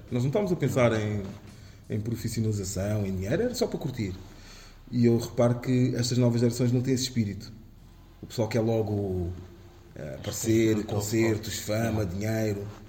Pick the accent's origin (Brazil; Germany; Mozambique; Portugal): Portugal; Amadora, Lisbon; sobre a Damaia, sobre uhum. o sítio onde escrevi, onde, onde cresci